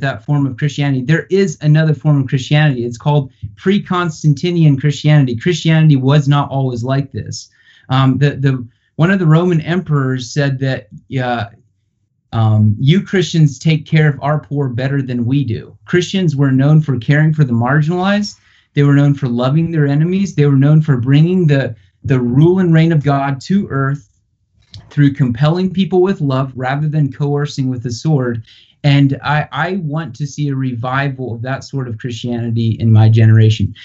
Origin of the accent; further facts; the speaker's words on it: Charlottesville, Virginia, United States; my hometown of Charlottesville